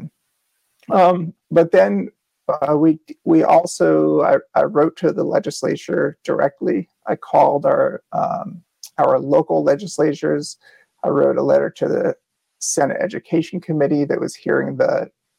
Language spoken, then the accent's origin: English; Westchester, New York, United States; moved away as an adult; also born or lived in New Orleans, Louisiana / Colorado; now in Long Island, United States; I grew up in Westchester, New York